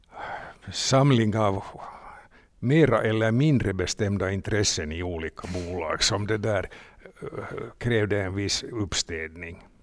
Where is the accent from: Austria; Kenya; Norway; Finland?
Finland; Vi var två från Finland